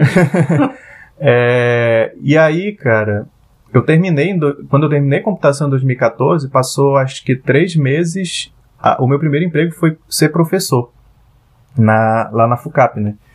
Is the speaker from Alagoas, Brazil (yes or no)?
no; Parintins, Amazonas, Brazil; moved away as an adult; now in Manaus, Brazil; eu sou parintinense, eu nasci em Parintins. Parintins é uma ilha localizada no interior do Amazonas. E eu vivi 17 anos da minha vida lá